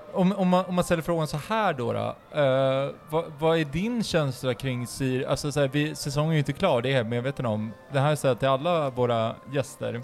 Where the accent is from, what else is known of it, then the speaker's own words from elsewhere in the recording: Uppsala, Uppsala County, Sweden; bor i Norby. Min, min ädla stadsdel där jag är uppvuxen